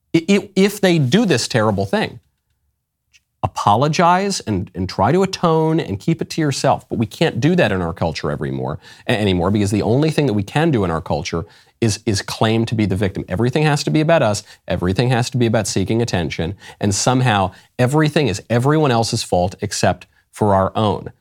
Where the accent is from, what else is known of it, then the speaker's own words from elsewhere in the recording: United States; as an American